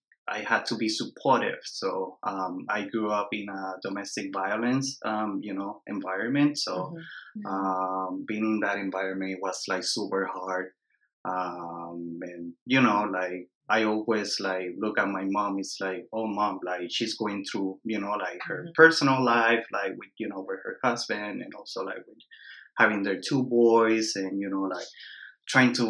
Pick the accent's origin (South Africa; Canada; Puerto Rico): Puerto Rico; moved away as an adult; also born or lived in East Coast, United States; So I'm born and raised in Puerto Rico. So I grew up in the island